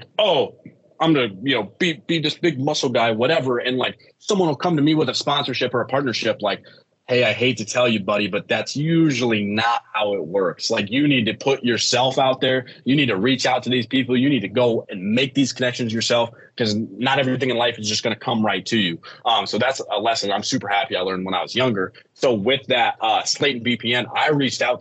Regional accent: United States; my hometown where I grew up. I'm from the Quad City. It's called the Quad Cities

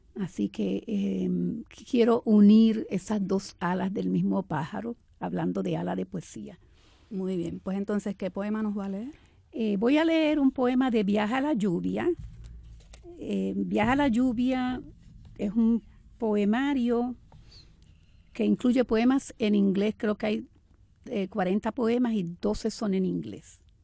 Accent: Camuy, Puerto Rico; moved away as an adult; also born or lived in Arecibo / New York; now in Manhattan, United States; Y realmente yo nací en Arecibo, pero me crié en Camuy

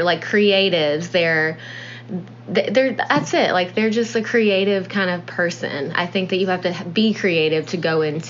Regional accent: Nashville, Tennessee, United States; born or raised there

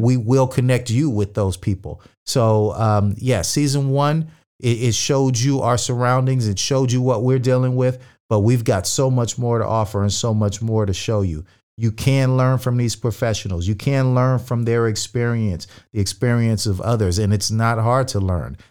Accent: California, United States; also born or lived in Manhattan Beach; Cali born and raised.

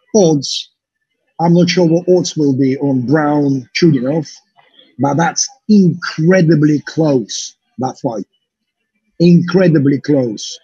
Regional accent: Russia; now in United Kingdom; I'm a British promoter, Russian Russian British promoter based in the UK, doing shows in Belarus

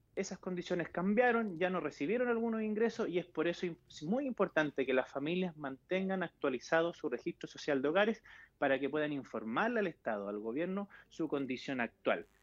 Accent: Chile; como chilenos en general

